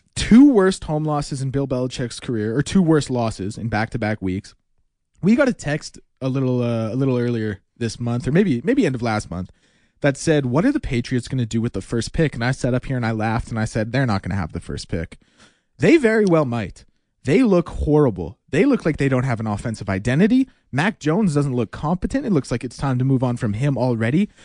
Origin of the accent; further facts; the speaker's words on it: Edmonton, Alberta, Canada; also born or lived in Calgary; We had been in Edmonton for about three years at that point, two or three years